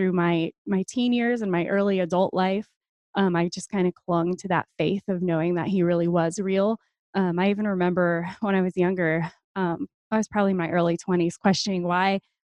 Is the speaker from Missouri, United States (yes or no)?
no; New Hampshire, United States; born there; now in Oklahoma, United States; I did not. No, I was born in New Hampshire. Military brat. We bounced around a lot and I got stuck here.